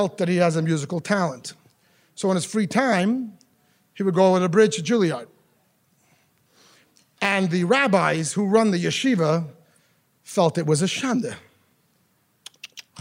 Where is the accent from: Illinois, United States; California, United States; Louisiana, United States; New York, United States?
New York, United States; New York City; I grew up in Crown Heights